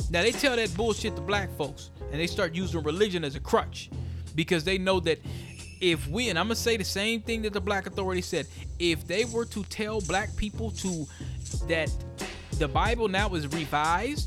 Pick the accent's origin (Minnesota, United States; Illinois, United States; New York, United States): Minnesota, United States; Minneapolis; on 38th of Chicago in my hometown